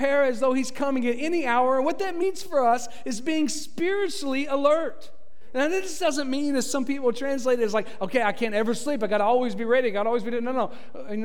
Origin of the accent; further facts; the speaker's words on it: Tennessee, United States; now in Florida, United States; I'm from Tennessee